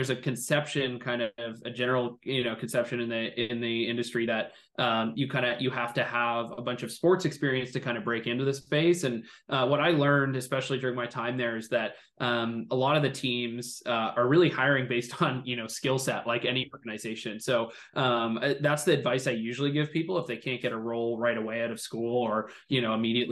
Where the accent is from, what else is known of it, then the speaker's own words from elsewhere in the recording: Toronto, Ontario, Canada; growing up in Toronto